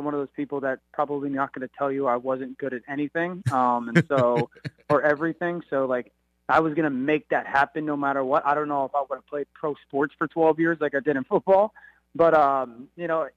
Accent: Connecticut, United States; I'm a kid from Connecticut

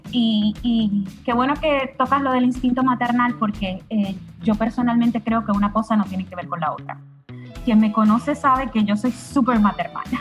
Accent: Puerto Rico; moved away as an adult; now in Miami, United States; tengo 39 años, soy puertorriqueña, estoy radicada en Miami, llevo en Miami tres años, eh, pero crecí eh, en Puerto Rico y nací en Puerto Rico.

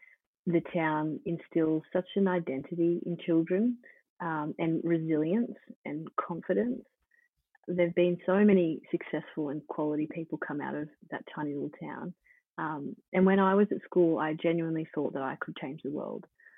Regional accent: Dunedoo, New South Wales, Australia; I think where I grew up in Dunedoo and the type of childhood I had has played one of the biggest influences on me in my life

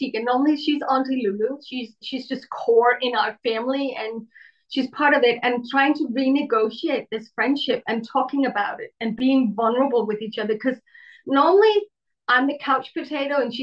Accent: Denmark; We're from Denmark.

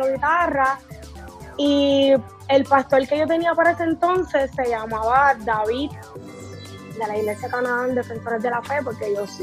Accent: Río Grande, Puerto Rico; Pues soy del pueblo de Río Grande, el pueblo del Yunque, así que llevo aquí toda mi vida viviendo en Río Grande

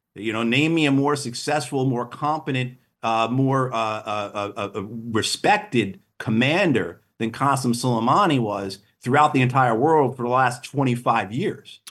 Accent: New York, United States; I grew up in New York

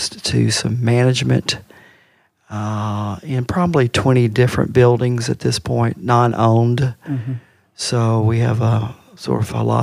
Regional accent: Owensboro, Kentucky, United States; I'm from Owensboro. I grew up on the West End

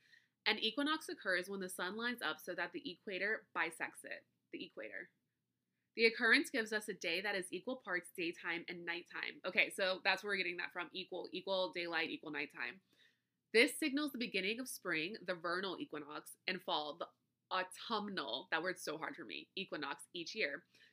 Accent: the South, United States; Trust me, I get it. I'm from the South. I get it.

